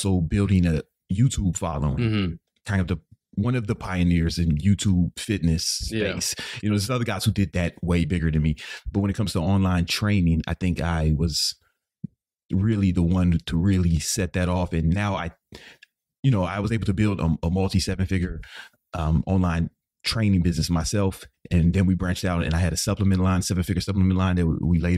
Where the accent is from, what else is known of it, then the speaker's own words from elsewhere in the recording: Chicago, Illinois, United States; I grew up on the South Side of Chicago